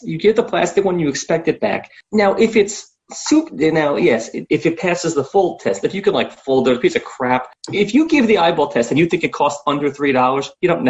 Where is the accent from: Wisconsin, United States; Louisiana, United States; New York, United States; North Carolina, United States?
New York, United States; I'm born and raised in New York.